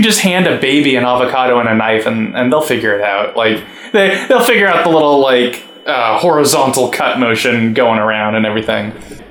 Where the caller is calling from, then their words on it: Los Angeles, California, United States; Los Angeles.